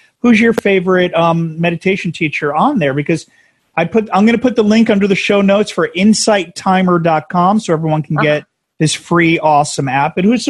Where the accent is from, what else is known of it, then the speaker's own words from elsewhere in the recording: New Jersey, United States; we were New Jersey, and we're transplants out here.